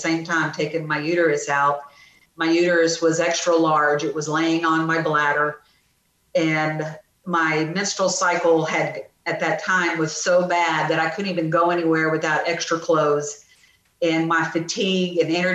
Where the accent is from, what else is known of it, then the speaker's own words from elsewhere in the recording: The Woodlands, Texas, United States; also born or lived in Dallas, Texas; now in Sealy, United States; I grew up in the Woodlands